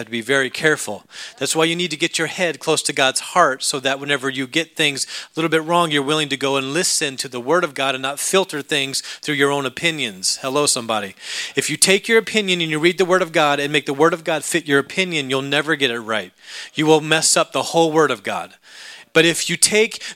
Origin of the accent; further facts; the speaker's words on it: Alaska, United States; I grew up in Alaska.